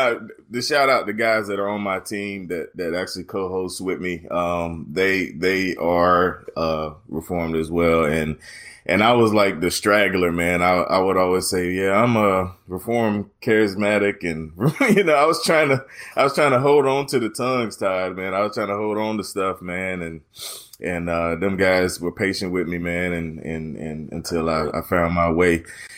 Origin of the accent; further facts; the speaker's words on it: North Carolina, United States; I'm originally from Eastern North Carolina, and most people tell me I don't sound like it